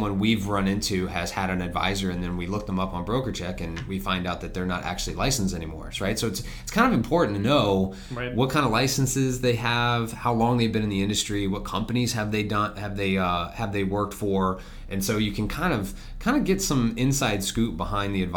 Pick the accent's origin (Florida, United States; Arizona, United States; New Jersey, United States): Florida, United States; I was born and raised in Florida. I'm a fourth generation